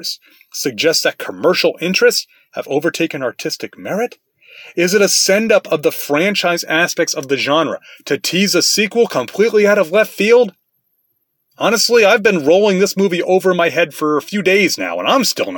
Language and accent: English; United States; I'm an American, not Japanese